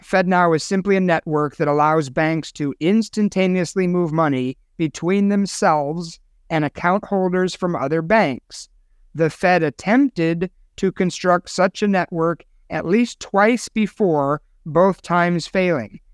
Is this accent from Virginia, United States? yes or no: no; Chicago, Illinois, United States; moved away; my hometown of Chicago